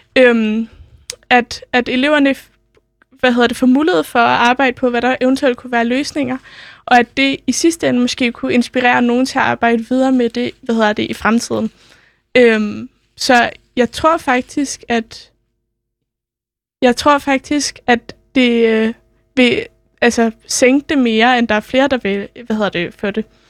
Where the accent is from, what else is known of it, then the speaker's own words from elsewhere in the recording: Copenhagen, Capital Region of Denmark, Denmark; har jeg selv gået på, folk, øh, på Sølvgadeskole. Den ligger ikke så langt fra Nørreport